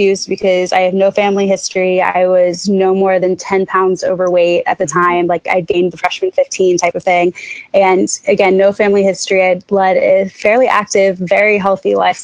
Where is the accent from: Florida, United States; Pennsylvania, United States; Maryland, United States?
Florida, United States; Jacksonville; moved away; I am from Jacksonville, Florida, and I have definitely a skewed view coming from Jacksonville